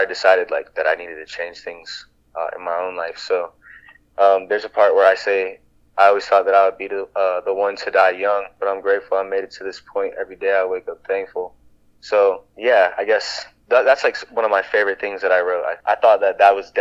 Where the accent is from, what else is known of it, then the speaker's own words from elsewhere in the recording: Iowa, United States; growing up in Iowa